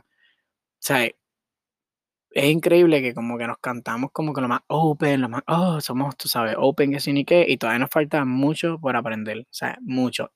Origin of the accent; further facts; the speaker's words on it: Puerto Rico; moved away as an adult; now in Miami, United States; yo soy de Puerto Rico, yo soy boricua, yo nací allá, o sea, yo mi, eh, como es ay, puñeta, nací y me crié allá